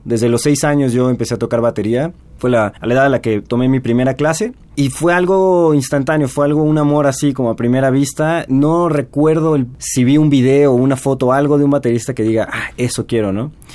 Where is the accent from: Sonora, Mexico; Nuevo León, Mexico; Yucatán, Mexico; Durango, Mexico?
Yucatán, Mexico; Mérida; now in Mexico City, Mexico; yo soy originario de Mérida